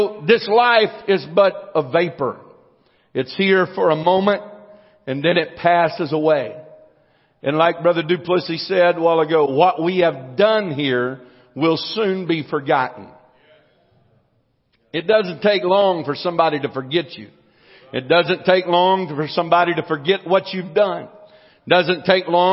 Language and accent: English; United States; I was born in the United States of America